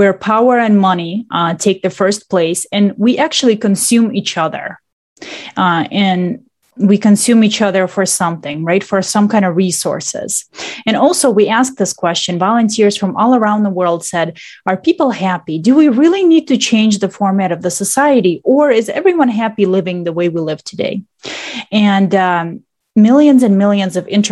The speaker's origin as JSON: {"language": "English", "country": "Russia", "tie": "born or raised there", "also_born_or_lived": "Michigan, United States", "moved": "yes", "lives_now": "Detroit, United States", "said": "I was born in Russia, and then I moved here, and I've been living actually in Michigan ever since I moved to the United States."}